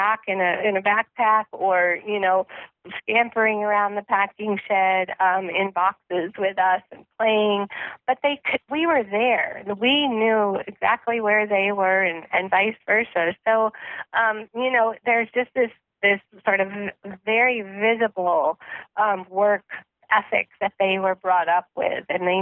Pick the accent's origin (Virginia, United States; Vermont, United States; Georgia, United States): Vermont, United States; moved away; I grew up actually in Vermont in a pretty rural area, but not actually farming